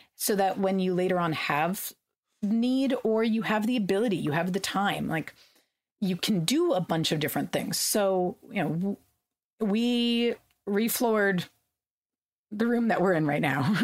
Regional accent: California, United States; I grew up in California

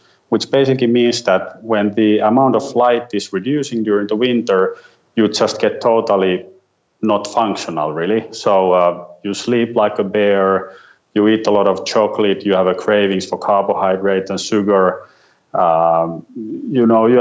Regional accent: Finland; I'm … from Finland

